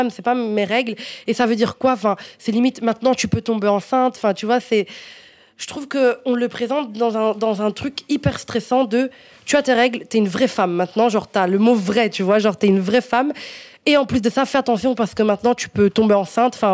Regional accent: Morocco; Donc moi, je suis marocaine à 100%.

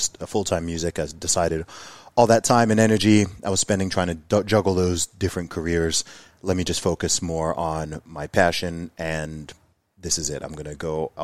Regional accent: Saudi Arabia; moved away as an adult; also born or lived in Luton, United Kingdom; I was born in Luton, but I didn't grow up there. I grew up in Saudi Arabia, in the Middle East. I lived there for 20 years

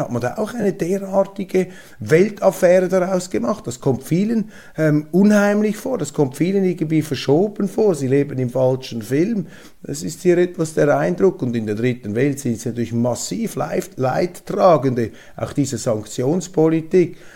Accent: Switzerland; als Schweizer

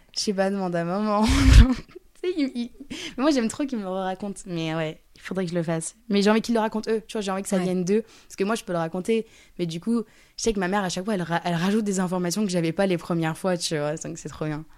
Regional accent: near Lyon, Auvergne-Rhône-Alpes, France; je viens à côté de Lyon, donc Lyon, c'est comme si c'était chez moi

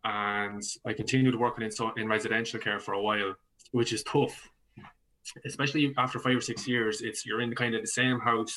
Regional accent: County Laois, Leinster, Ireland; moved away as an adult; now in Dublin, Ireland; I'm from County Leash originally.

